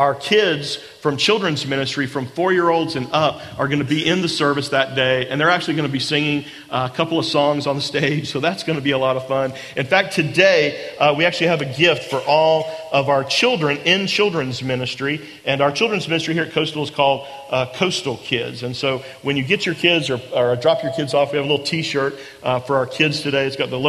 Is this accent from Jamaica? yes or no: no; Charleston, South Carolina, United States; also born or lived in Atlanta; I'm from Charleston, but I'd gone to school in Atlanta, and I just graduated in May of that year, and Janet and I moved back to Charleston in August